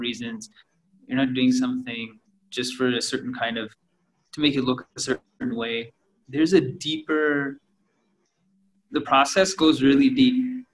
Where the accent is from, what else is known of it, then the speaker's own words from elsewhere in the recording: Canada; now in India; I grew up in Canada